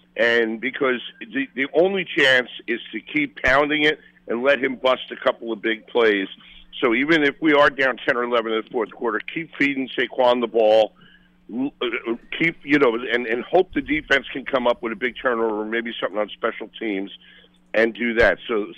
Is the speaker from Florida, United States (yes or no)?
no; Brooklyn, New York, United States; And we grew up in Brooklyn